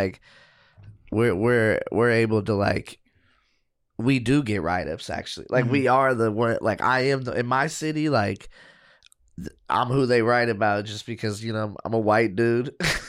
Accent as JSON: {"language": "English", "town": "Portland", "region": "Oregon", "country": "United States", "said": "I'm from Portland, which is its own mess."}